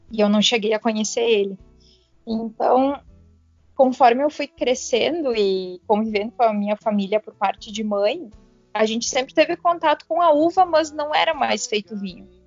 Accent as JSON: {"language": "Portuguese", "town": "Teutônia", "region": "Rio Grande do Sul", "country": "Brazil", "tie": "born or raised there", "lives_now": "Bento Gonçalves, Brazil", "said": "me mudei para Bento. Eu até então morava na minha cidade natal, que é Teutônia. Então eu vim para Bento em 2015, assim, me aventurar na enologia"}